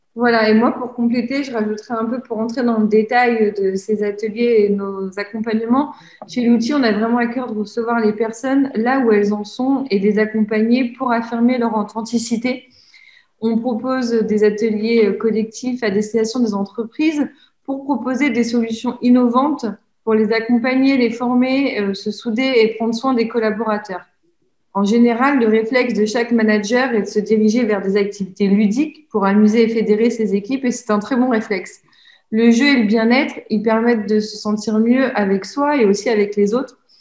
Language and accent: French; Normandy, France; moved away as an adult; now in Lyon, France; je suis originaire de Normandie. Cela fait déjà plus de trois ans que je vis à Lyon.